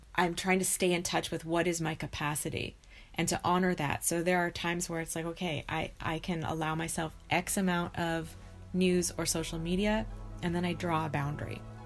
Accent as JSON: {"language": "English", "country": "United States", "tie": "born or raised there", "also_born_or_lived": "California / Idaho", "said": "I grew up in California and Idaho, so in two different states"}